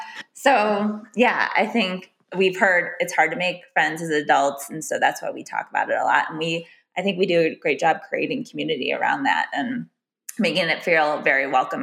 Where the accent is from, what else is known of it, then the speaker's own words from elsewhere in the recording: Chicago, Illinois, United States; moved away as an adult; living in Chicago, growing up in Chicago, going to a college close to Chicago. So moving to a whole new area in the past 2 years